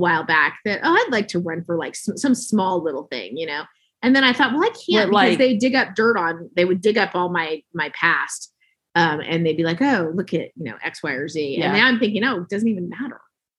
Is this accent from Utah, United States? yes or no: yes; Salt Lake City, Utah, United States; I was born and raised here in Salt Lake City, Utah, and I just recently moved here.